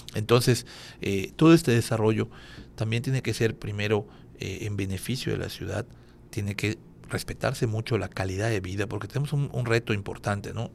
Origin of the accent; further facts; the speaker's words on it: Mérida, Yucatán, Mexico; nosotros como ciudadanos eh, de Mérida